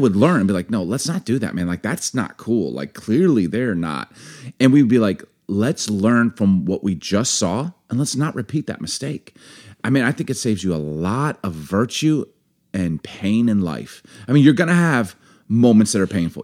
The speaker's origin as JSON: {"language": "English", "country": "United States", "tie": "born or raised there", "also_born_or_lived": "Baltimore / Chicago", "said": "growing up in Baltimore, Chicago, I got a big family"}